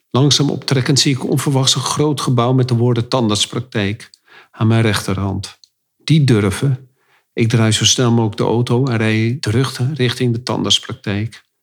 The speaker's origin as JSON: {"language": "Dutch", "town": "Amsterdam", "region": "North Holland", "country": "Netherlands", "said": "wij als Amsterdammers denken natuurlijk dat het allemaal in Amsterdam gebeurt."}